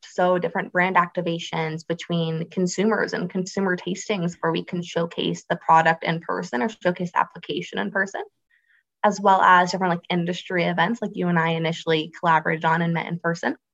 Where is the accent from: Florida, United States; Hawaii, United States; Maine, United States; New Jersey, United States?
Florida, United States; Space Coast of; I grew up on the space coast of Florida